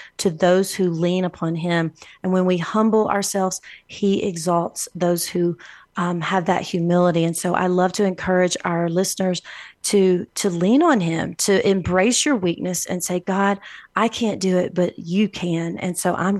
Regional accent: Alabama, United States; now in El Paso, United States; I'm from Alabama

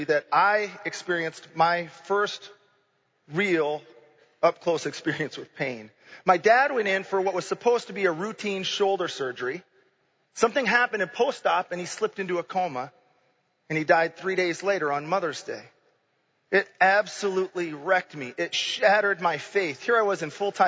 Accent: Grand Rapids, Michigan, United States; moved away as an adult; also born or lived in Kankakee, Illinois / Champaign, Illinois; I grew up in Grand Rapids, Michigan, which is about as much in a bubble as you can get

